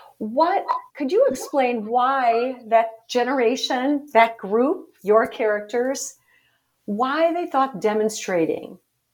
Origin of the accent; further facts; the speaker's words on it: Chicago, Illinois, United States; I'm a Chicagoan. I live in the city, very close by.